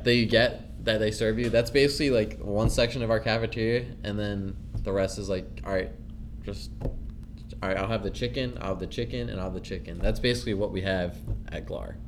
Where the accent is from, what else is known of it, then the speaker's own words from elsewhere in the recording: New Hope, Pennsylvania, United States; I'm from New Hope, Pennsylvania